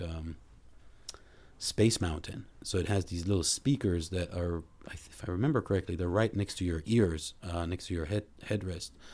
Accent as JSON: {"language": "English", "country": "Israel", "tie": "born or raised there", "also_born_or_lived": "Boston, United States", "moved": "as an adult", "lives_now": "Los Angeles, United States", "said": "I grew up in Israel"}